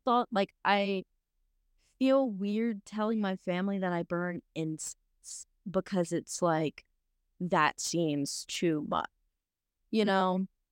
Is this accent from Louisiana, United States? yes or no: yes; South Louisiana, United States; growing up in South Louisiana, where it's, you know, pretty, pretty Christian